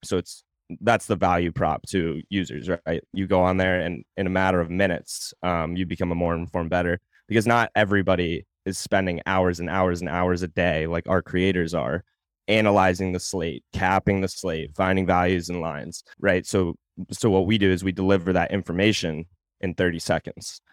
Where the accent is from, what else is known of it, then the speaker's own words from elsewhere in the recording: Portland, Maine, United States; moved away as an adult; also born or lived in Virginia / Fort Campbell / Savannah; now in Nashville, United States; So, I'm from Portland, Maine, originally, born and raised there, or actually not born, I was born in Virginia, I moved there shortly after I was born.